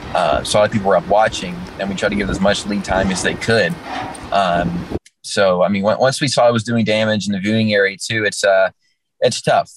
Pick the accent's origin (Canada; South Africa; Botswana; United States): United States; Kentucky; I'm in my home state, and I know a lot of all my family's here. I have a ton of friends here that I grew